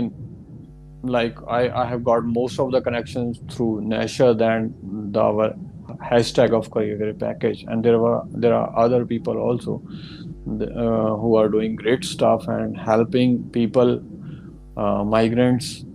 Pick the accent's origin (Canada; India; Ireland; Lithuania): India; moved away as an adult; also born or lived in Melbourne, Australia; now in Orange, Australia; I'm from India, I'm planning to come to Australia